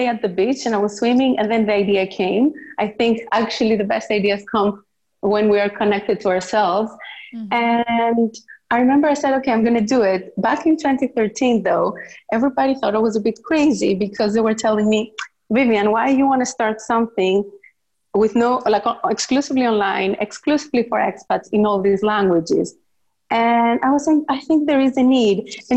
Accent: Greece; moved away as an adult; also born or lived in Netherlands; I was born and raised in Greece by a Greek father and an Assyrian mother

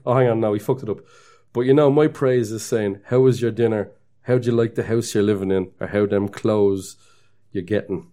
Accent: Dublin, Leinster, Ireland; I'm a guy from Dublin

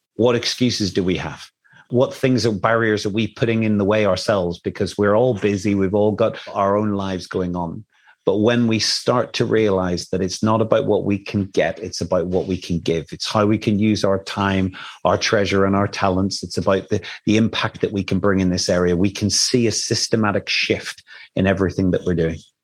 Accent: Ireland; I come from Ireland

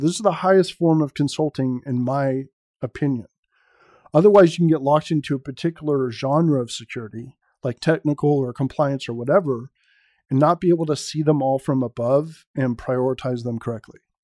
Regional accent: San Francisco Bay Area, California, United States; I was born and raised in the San Francisco Bay Area

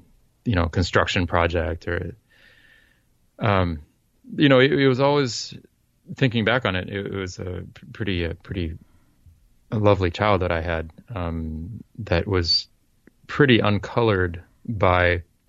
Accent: France; I grew up in France speaking French, and I went to all all my schooling in France was in public schools.

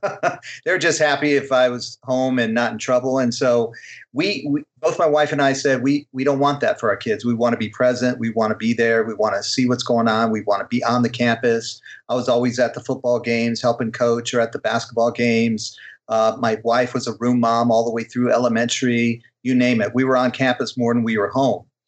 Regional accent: Illinois, United States; growing up in Illinois in the '70s

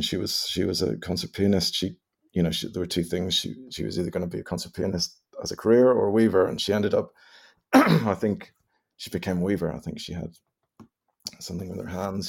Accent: Northern Ireland, United Kingdom; I was born and bred in Ireland, I, I don't have any Irish blood in me, per se

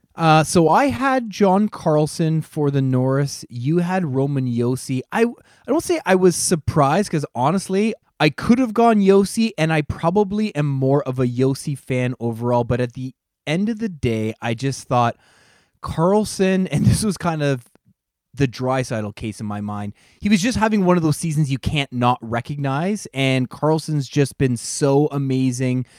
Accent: Strathroy, Ontario, Canada; I grew up around Strathroy in the late nineteen nineties where Pat lived

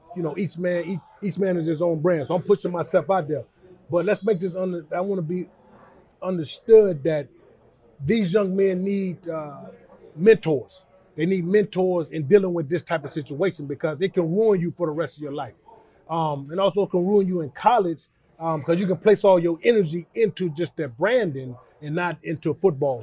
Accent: Charlotte, North Carolina, United States; I grew up in West Charlotte

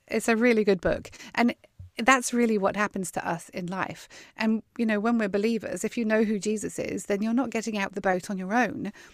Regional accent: Weymouth, South West England, United Kingdom; now in Texas, United States; I was born and grew up on the south coast of England. in a town called Weymouth

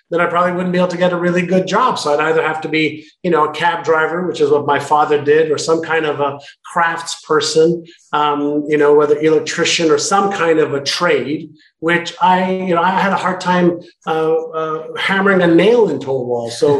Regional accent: Montreal, Quebec, Canada; moved away as an adult; also born or lived in Israel / Toronto / Indianapolis / Vancouver; now in San Diego, United States; I lived in Israel till I was 5, and then Montreal from 5 to 19. And that's where I went to school.

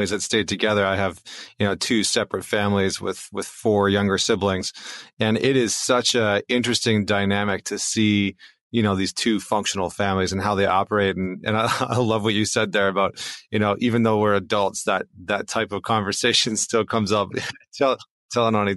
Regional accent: northern Alberta, Canada; the northern Alberta that I grew up in Canada

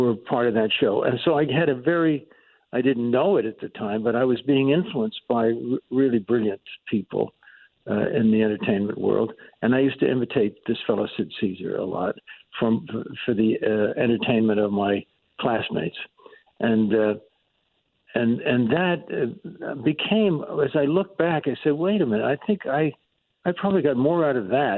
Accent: Yonkers, New York, United States; I grew up in Yonkers, New York

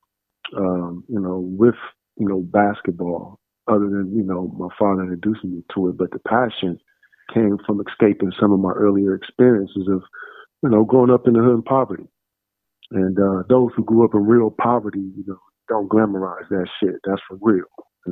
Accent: Columbus, Ohio, United States; born or raised there; moved away as an adult; also born or lived in Dallas, Texas / San Antonio, Texas; now in Los Angeles, United States

